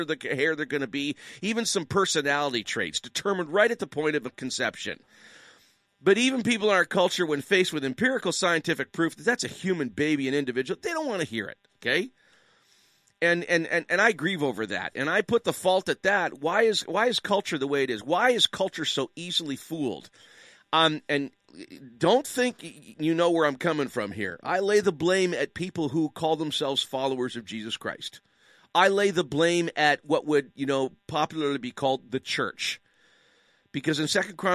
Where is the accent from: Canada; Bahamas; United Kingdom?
Canada; I'm a Canadian.